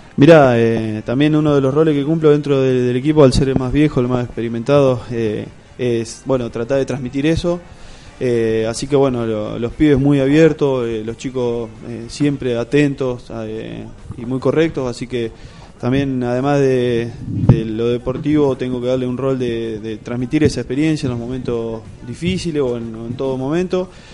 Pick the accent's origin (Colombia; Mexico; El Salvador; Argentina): Argentina; Lezama, Buenos Aires Province; now in La Plata, Argentina; yo soy de Lezama, un pueblito acá del interior, eh, queda queda 120 kilómetros de acá de La Plata